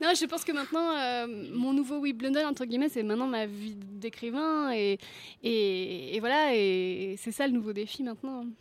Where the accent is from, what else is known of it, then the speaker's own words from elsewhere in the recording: Brittany, France; je suis bretonne